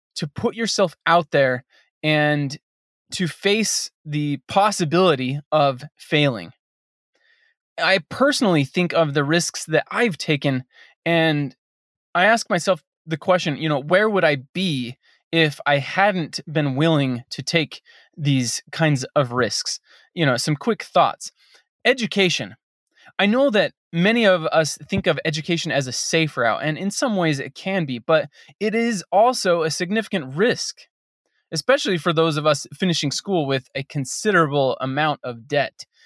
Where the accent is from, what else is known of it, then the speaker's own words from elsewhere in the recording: Western United States, United States; I grew up in the Western United States